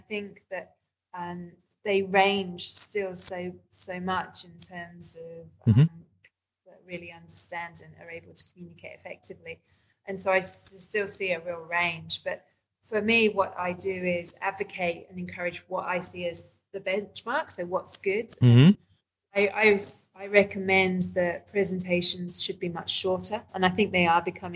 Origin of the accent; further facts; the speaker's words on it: London, United Kingdom; moved away as an adult; now in Australia; I grew up in London and moved to Australia in 2002